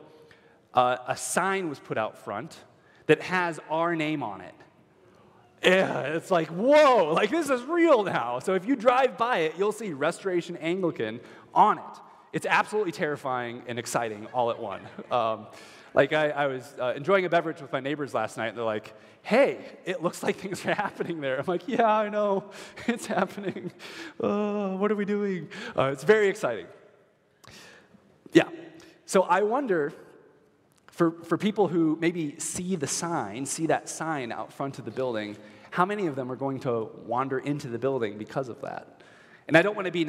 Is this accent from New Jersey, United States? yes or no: no; Minnesota, United States; We're Minnesotan